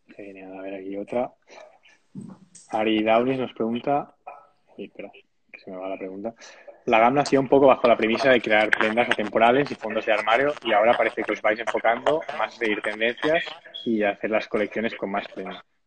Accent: Sabadell, Catalonia, Spain; Yo soy de Sabadell también

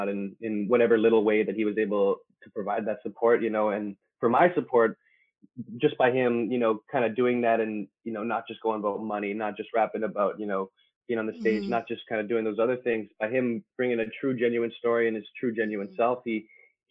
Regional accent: Winnipeg, Manitoba, Canada; I'm from Winnipeg, Manitoba, here in Canada.

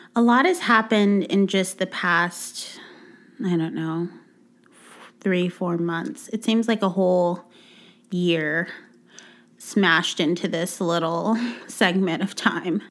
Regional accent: Texas, United States; moved away; I'm from Texas. Our beaches are mud water

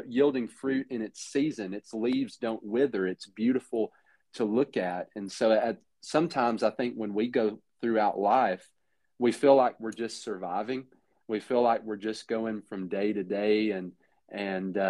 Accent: Lebanon, Tennessee, United States; moved away as an adult; now in Mayfield, Kentucky, United States; We're originally from Middle Tennessee. I'm from Lebanon

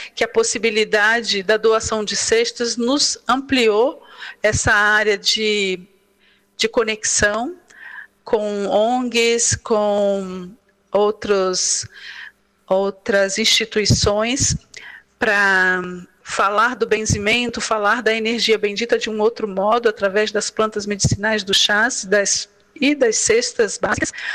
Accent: Brasília, Federal District, Brazil; Nós somos de Brasília, Distrito Federal

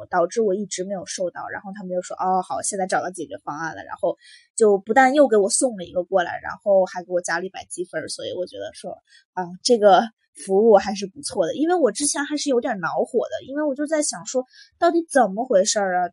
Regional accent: China; now in United States; 作为一个中国人

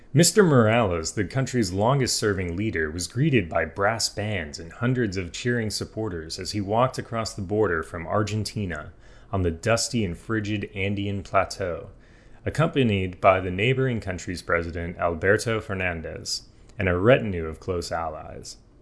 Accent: United States; I'm American.

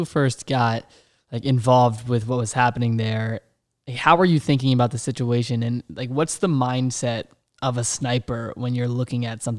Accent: Virginia, United States; I'm from Virginia

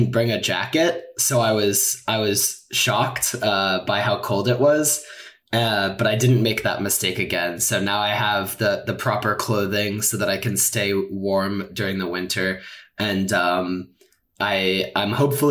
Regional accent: San Francisco, California, United States; moved away as an adult; now in St. Louis, United States; I am originally from San Francisco

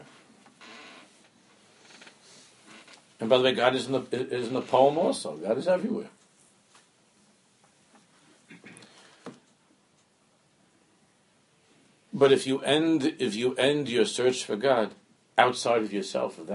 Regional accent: New York City, New York, United States; also born or lived in Washington Heights; I'm from Queens

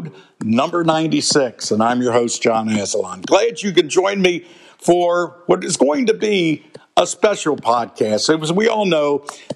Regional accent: Cincinnati, Ohio, United States; I'm from Cincinnati

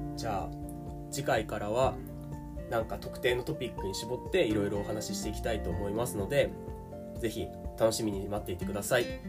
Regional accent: Tokyo, Japan; 生まれも育ちも日本の東京です

